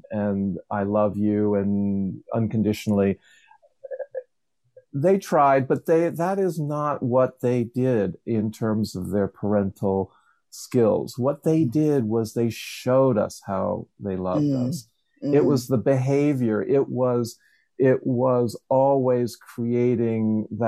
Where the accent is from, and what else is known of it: Levittown, Pennsylvania, United States; born or raised there